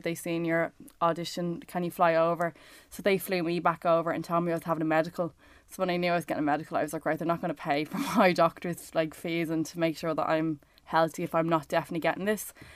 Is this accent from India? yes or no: no; Ireland; being Irish